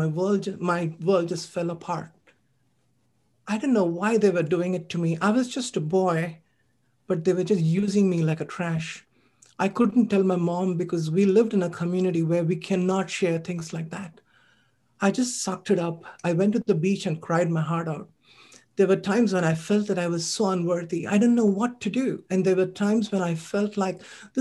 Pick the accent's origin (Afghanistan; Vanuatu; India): India; moved away; When I was growing up as a child, I was born in India. I'm an Asian immigrant